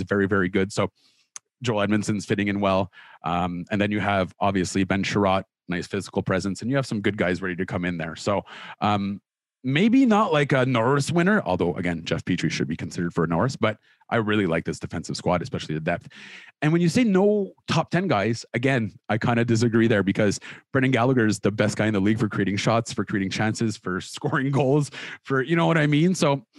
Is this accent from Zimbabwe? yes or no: no; Orleans, Ontario, Canada; I am also an Orleans native